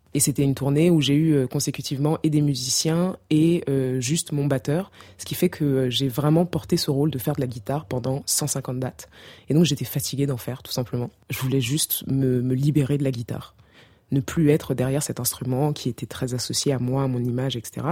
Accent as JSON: {"language": "French", "country": "Cameroon", "tie": "born or raised there", "said": "en grandissant au Cameroun"}